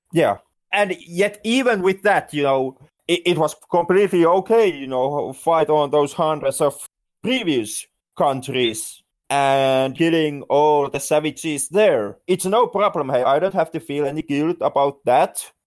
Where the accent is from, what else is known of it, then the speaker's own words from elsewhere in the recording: Finland; I'm not American. I'm Finn